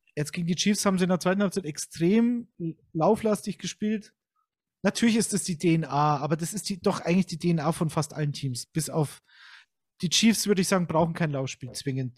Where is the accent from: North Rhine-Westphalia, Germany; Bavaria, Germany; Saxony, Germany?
Bavaria, Germany; Munich; ich bin zwar aus Bayern und gebürtiger Münchner